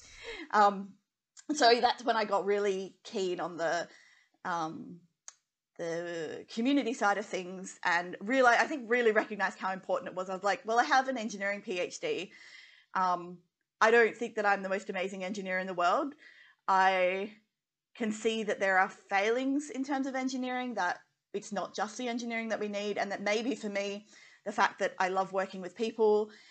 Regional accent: Western Australia, Australia; growing up in Western Australia, and my dad's like oil and gas

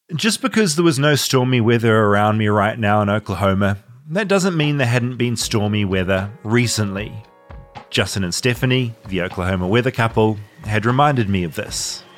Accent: New Zealand; I'm from New Zealand

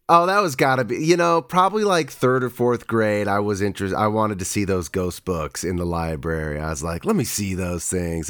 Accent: Reno, Nevada, United States; I was born in Reno

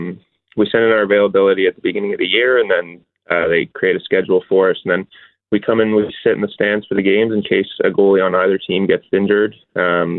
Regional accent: Richmond Hill, Ontario, Canada; Toronto, I grew up in Richmond Hills, so the Leafs are my childhood team

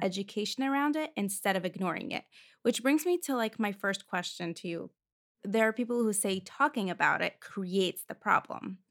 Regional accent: Moscow, Russia; moved away; I grew up in Moscow, Russia.

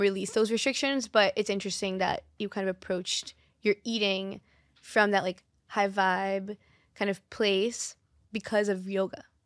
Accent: Brazil; born or raised there; moved away

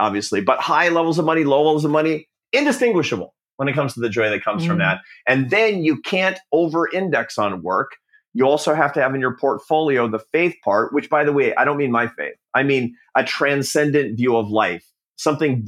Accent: Seattle, Washington, United States; the Pacific Northwest where I grew up in Seattle

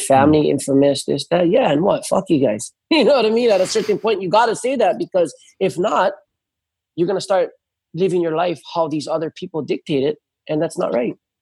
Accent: North Shore, Oahu, Hawaii, United States; I grew up on the North Shore

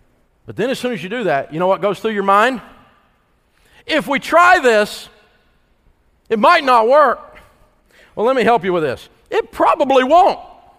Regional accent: the South, United States; And I'm a Southerner. I mean, that Southern yell, you got to go, yeah!

